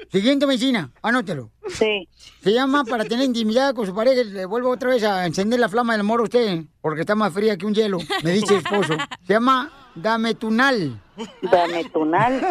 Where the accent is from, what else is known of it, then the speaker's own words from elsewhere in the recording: Sinaloa, Mexico; Fíjate que yo de niña en Sinaloa así estaba igual que ella ya.